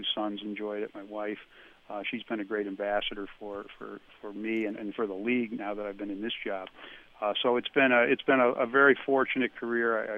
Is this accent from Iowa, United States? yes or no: no; Middletown, Connecticut, United States; had a wonderful childhood growing up in Middletown